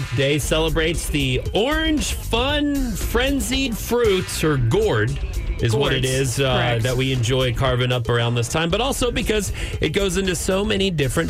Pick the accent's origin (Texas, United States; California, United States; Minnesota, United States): Texas, United States; Amarillo; Growing up in Amarillo, it was a higher, drier climate, and it would usually get colder.